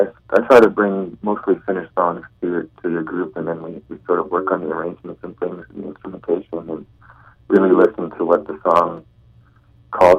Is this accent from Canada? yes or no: yes; Canada; a Canadian songwriter